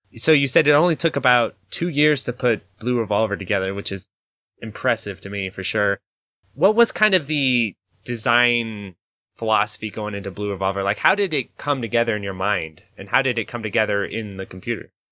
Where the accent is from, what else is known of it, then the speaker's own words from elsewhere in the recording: Idaho, United States; I'm from Idaho